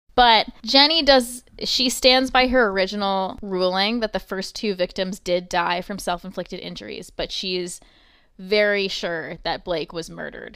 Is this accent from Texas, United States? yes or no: no; New York, United States; I'm from New York